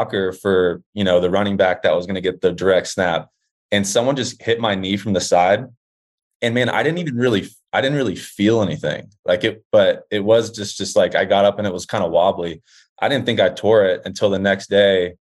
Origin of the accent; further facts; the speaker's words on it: Dallas, Texas, United States; I'm from Dallas, Texas